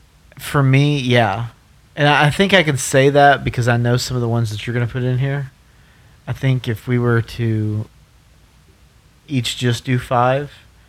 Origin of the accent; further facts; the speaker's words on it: the South, United States; now in Colorado, United States; I grew up in the South.